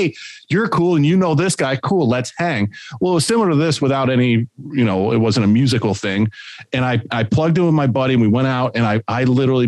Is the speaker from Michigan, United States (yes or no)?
no; Hornell, New York, United States; moved away; I grew up in Hornell, New York, which is 6 hours east of the city. And it's cows, not people.